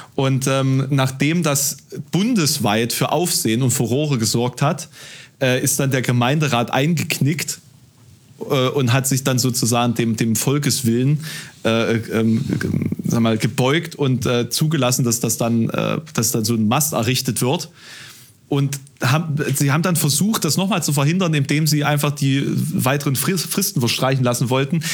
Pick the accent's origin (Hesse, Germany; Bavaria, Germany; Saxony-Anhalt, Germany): Saxony-Anhalt, Germany; village near Halle; now in Halle, Germany; in meinem Heimatort, ähm, das ist ein Dorf hier in der Nähe